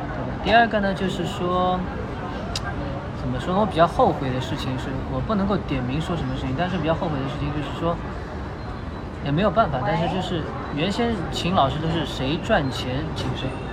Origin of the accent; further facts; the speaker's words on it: Shanghai, China; 我是上海人